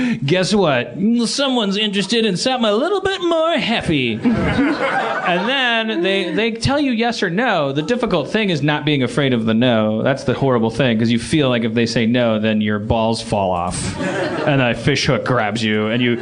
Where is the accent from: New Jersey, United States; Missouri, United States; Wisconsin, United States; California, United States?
Wisconsin, United States; I'm from Wisconsin